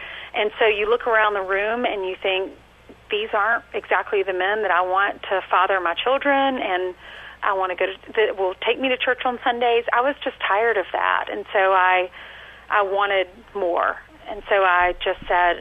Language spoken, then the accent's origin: English; South Carolina, United States; moved away; I grew up in South Carolina